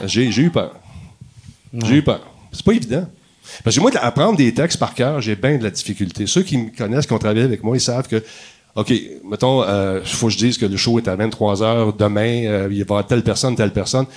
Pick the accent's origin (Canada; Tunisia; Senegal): Canada; Montreal, Quebec; je viens de Ville-la-Salle